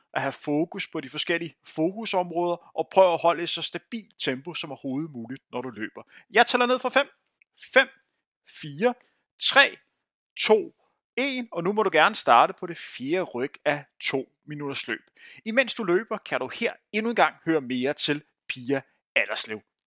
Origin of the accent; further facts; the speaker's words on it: Bagsværd, Capital Region of Denmark, Denmark; jeg voksede op i Bagsø